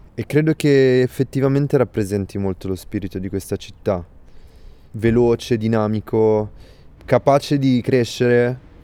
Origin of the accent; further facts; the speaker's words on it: Milan, Lombardy, Italy; moved away; also born or lived in London; Io sono nato a Milano, prima di tutto, eh, è casa per me.